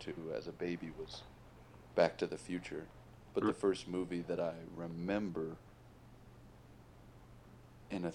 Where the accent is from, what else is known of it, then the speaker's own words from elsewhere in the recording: San Antonio, Texas, United States; also born or lived in Walnut Creek, California / Austin, Texas / Virginia; I usually say Texas for a short answer, but yes, I was born in the Bay Area. My folks are still in Northern California, but I'm pretty much a Texan as far as living for so long.